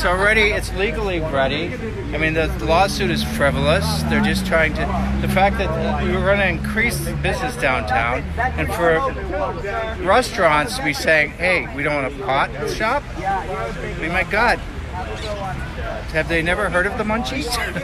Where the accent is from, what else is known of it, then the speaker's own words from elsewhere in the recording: Haverhill, Massachusetts, United States; I'm from Haverhill.